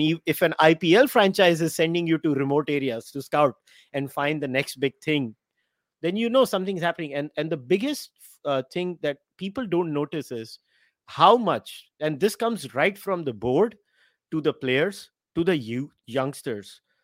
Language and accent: English; Mumbai, Maharashtra, India; I'm from Mumbai